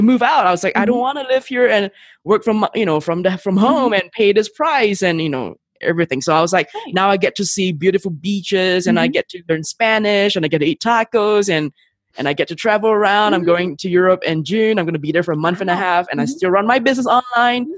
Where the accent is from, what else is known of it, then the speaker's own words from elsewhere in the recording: Singapore; moved away as an adult; now in Mexico City, Mexico; I'm from Singapore.